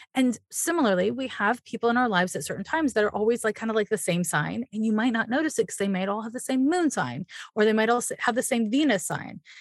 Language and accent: English; Montreal, Quebec, Canada; I'm from Montreal, Quebec